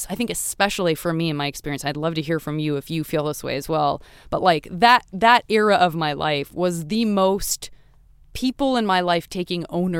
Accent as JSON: {"language": "English", "town": "Los Angeles", "region": "California", "country": "United States", "tie": "born or raised there", "said": "I'm from Los Angeles. You know what I mean? So it's like... Okay, then I respond. I'm like, a native."}